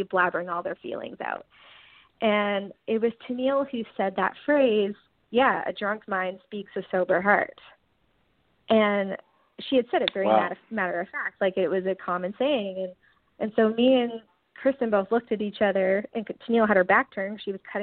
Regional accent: Newfoundland and Labrador, Canada; now in Nashville, United States; I'm from Newfoundland

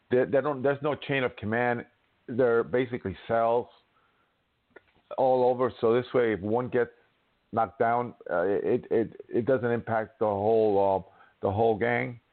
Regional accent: New York City, New York, United States; I'm from New York City

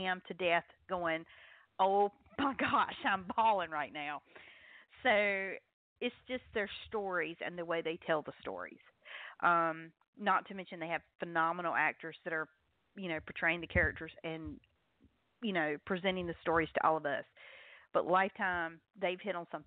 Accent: North Carolina, United States; accent: Southern

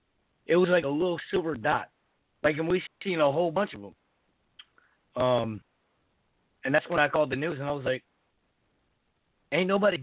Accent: Michigan, United States; I'm actually from Michigan.

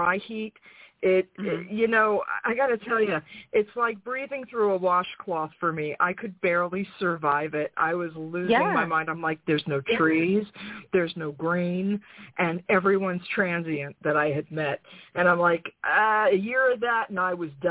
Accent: New York, United States; moved away as an adult; also born or lived in Florida; now in North Carolina, United States; I'm from New York

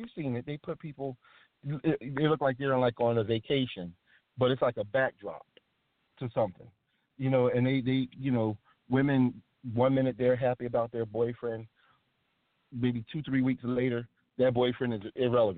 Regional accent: United States; we as the American public

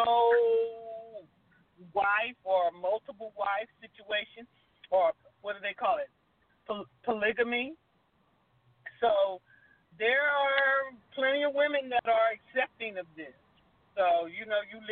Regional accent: Los Angeles, California, United States; born or raised there

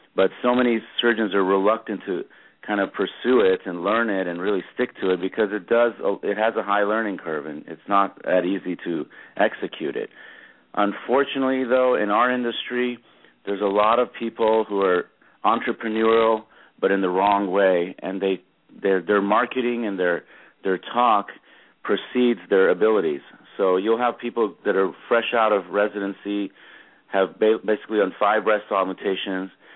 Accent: Los Angeles, California, United States; also born or lived in Madison, Wisconsin / Cleveland, Ohio / Dallas, Texas; I grew up in Los Angeles. I started all my schooling here

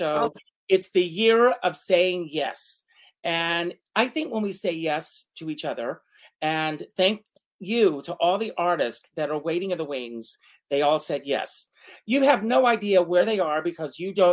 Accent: Conway, South Carolina, United States; growing up in Conway, South Carolina

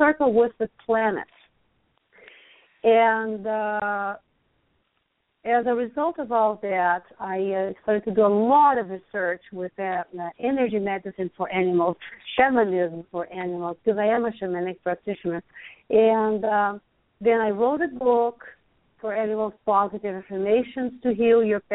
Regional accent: Brazil; English is a second language; moved away as an adult; also born or lived in Hawaii, United States; now in Lawrence, United States; I'm Brazilian. You all can tell that I have an accent. But anyway, I'm from Brazil

